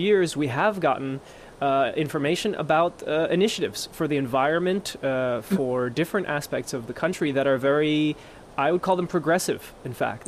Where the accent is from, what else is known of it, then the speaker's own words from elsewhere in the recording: United States; also born or lived in Europe; as an American, but also a European